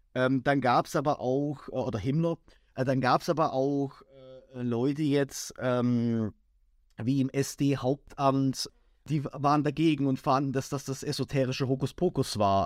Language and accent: German; near Crailsheim, Baden-Württemberg, Germany; das ist jetzt nicht mein Heimatort, ich äh, komme jetzt aus der näheren Umgebung, aber ich arbeite in Kreilsheim